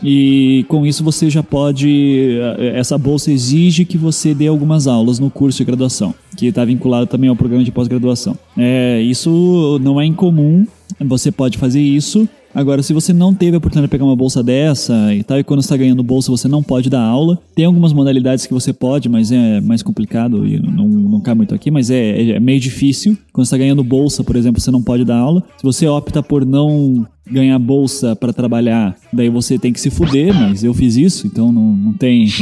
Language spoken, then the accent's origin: Portuguese; Curitiba, Paraná, Brazil; eu sou de Curitiba